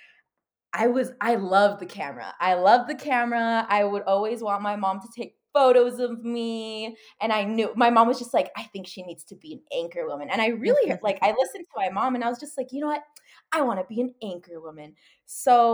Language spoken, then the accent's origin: English; El Paso, Texas, United States; I'm from El Paso, Texas, which is a border city.